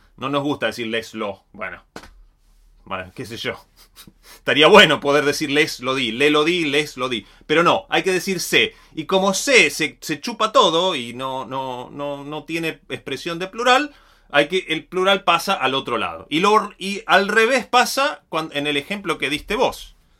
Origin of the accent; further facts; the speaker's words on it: Río Negro, Argentina; Yo soy de Río Negro